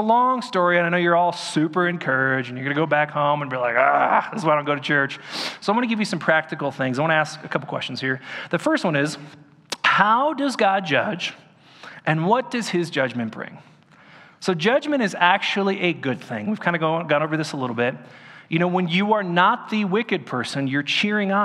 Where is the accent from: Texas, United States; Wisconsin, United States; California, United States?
California, United States; Orange County; when I was growing up in Orange County